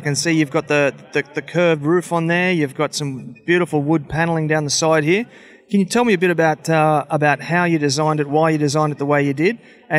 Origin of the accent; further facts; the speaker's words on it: Australia; No, we're Australian. We can do it our way.